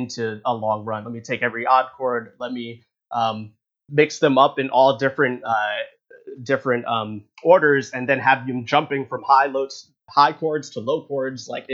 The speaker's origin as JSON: {"language": "English", "region": "North Carolina", "country": "United States", "said": "We're both from North Carolina, actually"}